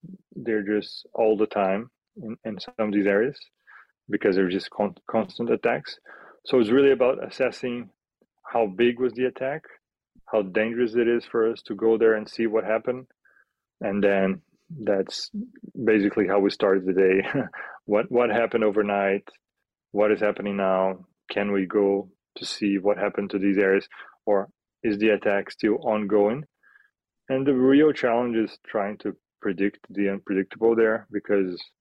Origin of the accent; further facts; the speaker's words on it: Rio de Janeiro, Brazil; moved away as an adult; now in Kyiv, Ukraine; I'm from Brazil, Rio de Janeiro